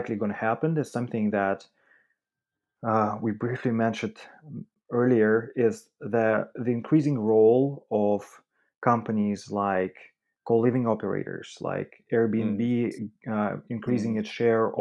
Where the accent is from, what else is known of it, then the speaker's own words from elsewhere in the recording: Russia; moved away; I'm originally from Russia